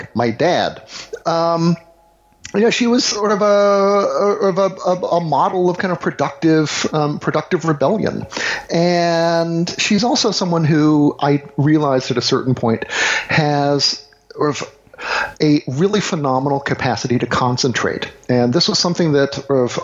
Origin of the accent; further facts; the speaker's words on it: the South, United States; growing up in the South, I was generally the only half Asian kid